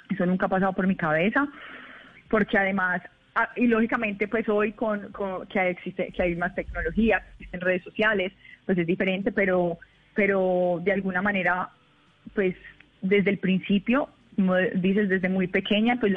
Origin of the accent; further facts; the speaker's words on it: Colombia; como un ciudadano común y corriente colombiano